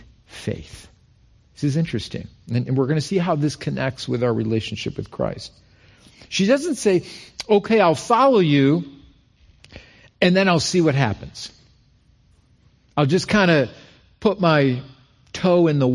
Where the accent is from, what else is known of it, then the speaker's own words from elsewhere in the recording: Rochester, New York, United States; moved away as an adult; also born or lived in Albany, New York; we're both from Rochester